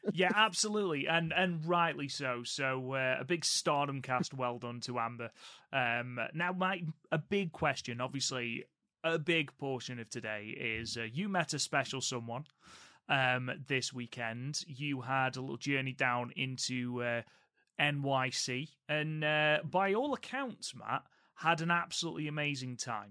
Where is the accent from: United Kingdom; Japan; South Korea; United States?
United Kingdom; England; I am an Englishman.